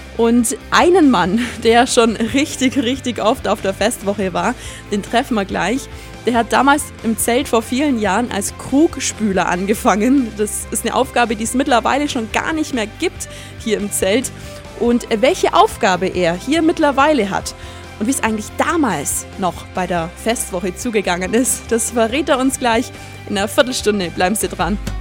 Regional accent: Allgäu, Germany; bei uns im Allgäu

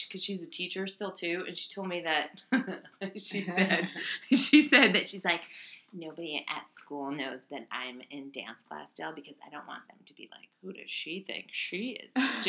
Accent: Waterford, Connecticut, United States; also born or lived in Monterey, California / Philadelphia, Pennsylvania / Groton, Connecticut; I grew up on a Christmas tree farm in Waterford, Connecticut.

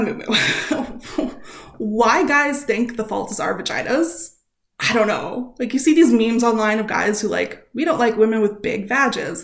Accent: Canada; we are Canadian

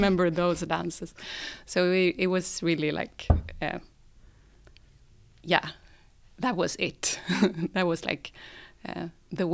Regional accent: Sandviken, Gävleborg County, Sweden; now in Stockholm, Sweden; I come from Sandviken. It's a small town a bit up north from Stockholm. And I live in Stockholm now

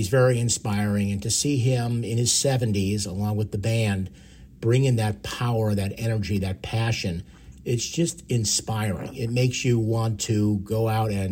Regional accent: Long Island, New York, United States; growing up on Long Island, it's … country

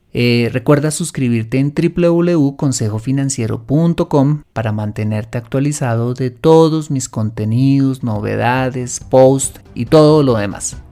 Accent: Colombia; en mi país, en Colombia

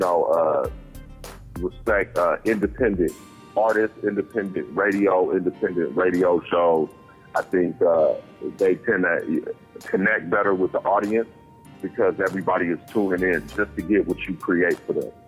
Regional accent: Santa Rosa, California, United States; also born or lived in Richmond, California / Oakland, California / San Francisco, California; I'm from Santa Rosa, California. That's where I grew up. That's where I went to high school

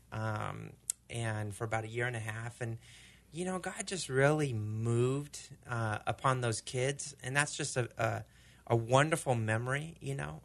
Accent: Argentina; now in United States; growing up in Argentina

